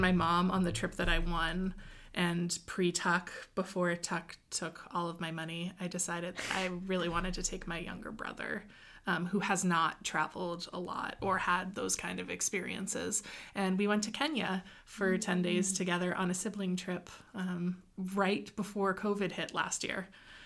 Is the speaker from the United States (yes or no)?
yes; Cape Cod, Massachusetts, United States; I grew up on Cape Cod